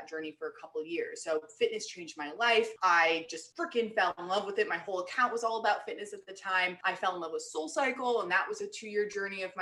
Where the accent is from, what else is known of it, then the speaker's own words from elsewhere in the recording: New York City, New York, United States; moved away as an adult; also born or lived in Los Angeles / Boston; now in Austin, United States; I grew up in New York City, grew up in Manhattan